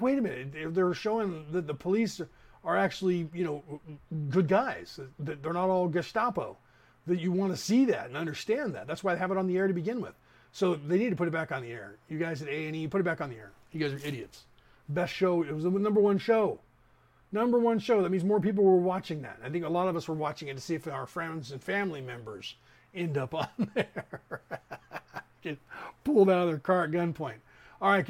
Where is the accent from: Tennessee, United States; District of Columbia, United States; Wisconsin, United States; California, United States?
California, United States; Concord; the town that we grew up in Concord